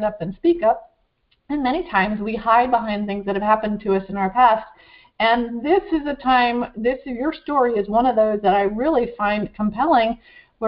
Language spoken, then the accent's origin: English; Woodstock, Vermont, United States; I grew up in Woodstock, Vermont